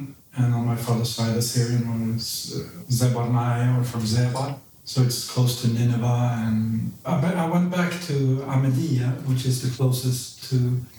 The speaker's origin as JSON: {"language": "English", "town": "Linköping", "region": "Östergötland", "country": "Sweden", "tie": "born or raised there", "also_born_or_lived": "Baghdad, Iraq / Berlin, Germany", "moved": "as an adult", "lives_now": "Stockholm, Sweden", "said": "I lived in Berlin for four years, and then came back to Stockholm. So I was raised in Linköping, a smaller town, and moved from there when I was 19 to Stockholm."}